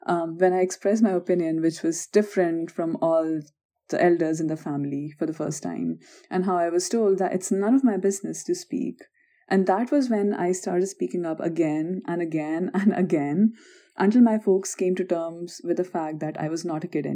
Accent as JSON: {"language": "English", "country": "India", "moved": "yes", "lives_now": "North Carolina, United States", "said": "we hail from the Indian society"}